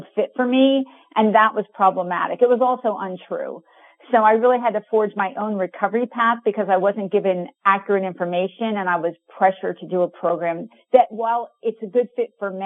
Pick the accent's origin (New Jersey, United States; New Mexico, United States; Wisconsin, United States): New Jersey, United States; moved away as an adult; also born or lived in California; I grew up in New Jersey and I came to go to California to go to college